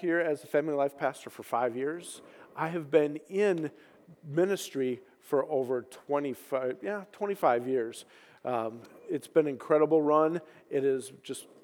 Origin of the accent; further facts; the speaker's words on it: Minnesota, United States; moved away as an adult; I grew up in Minnesota. Spent 40 years there before I came out here